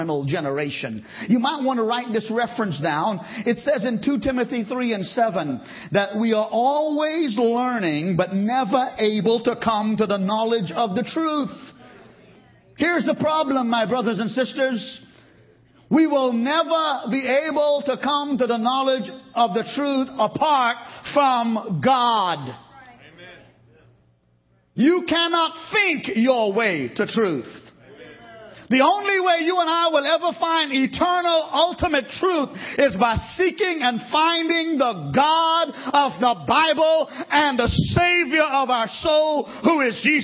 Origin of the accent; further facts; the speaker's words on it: United States; I'm an American